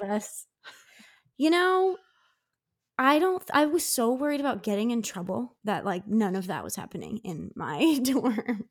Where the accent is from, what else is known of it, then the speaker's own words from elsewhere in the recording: Downingtown, Pennsylvania, United States; my hometown, of Downing Town, which is about forty miles west of Philly